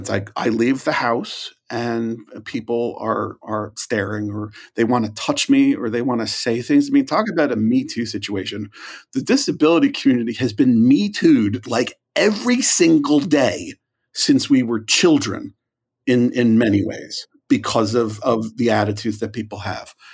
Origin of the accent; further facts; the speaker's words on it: Ireland; I mean, I'm Irish. Like, regret is like a thing I do.